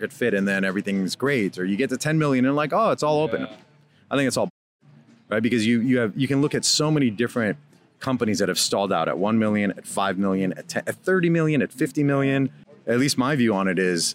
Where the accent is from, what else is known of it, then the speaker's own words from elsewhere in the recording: Minnesota, United States; also born or lived in Iran; I grew up in Minnesota, which there weren't many other Iranians there